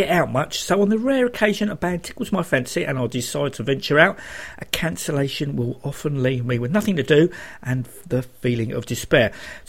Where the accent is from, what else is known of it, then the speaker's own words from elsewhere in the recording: Bromley, London, United Kingdom; Bromley Girl, as that is my hometown, well, London Borough of.